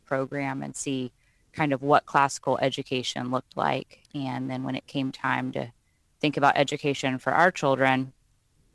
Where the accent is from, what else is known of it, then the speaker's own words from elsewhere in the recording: Roanoke, Virginia, United States; I was raised in Roanoke